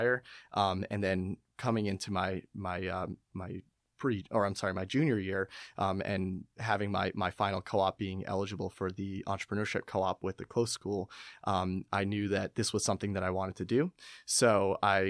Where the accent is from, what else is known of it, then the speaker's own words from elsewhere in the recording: Westchester, New York, United States; moved away as an adult; now in Philadelphia, United States; I'm from Westchester, New York